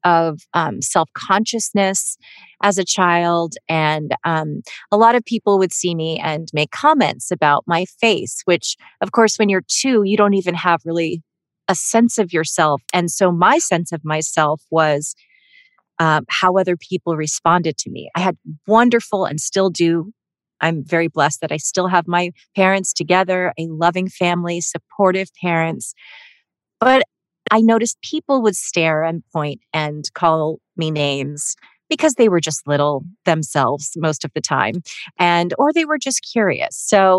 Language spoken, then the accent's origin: English; Melbourne, Victoria, Australia; born there; I was born in Melbourne, Australia, but I'm not Australian.